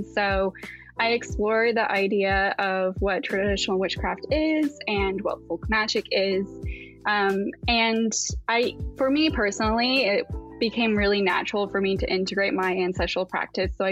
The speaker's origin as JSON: {"language": "English", "region": "Appalachia", "country": "United States", "tie": "born or raised there", "lives_now": "Pacific Northwest, United States", "said": "I currently live in the Pacific Northwest, um, but I grew up in the Appalachians"}